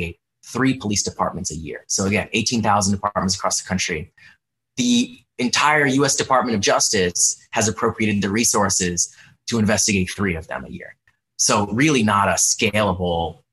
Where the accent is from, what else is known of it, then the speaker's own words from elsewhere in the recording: Orlando, Florida, United States; my hometown in Orlando.